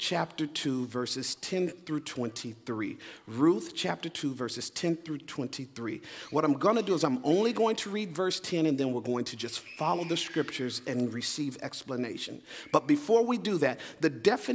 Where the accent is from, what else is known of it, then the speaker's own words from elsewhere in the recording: Phoenix, Arizona, United States; moved away; also born or lived in Leesburg, Virginia; I'm originally from Phoenix, Arizona, but this in many ways is home for us